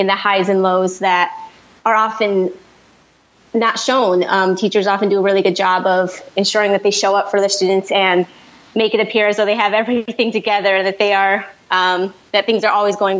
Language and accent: English; St. Paul, Minnesota, United States; moved away; also born or lived in Miami-Dade County; I grew up in Minnesota, St. Paul, Minnesota.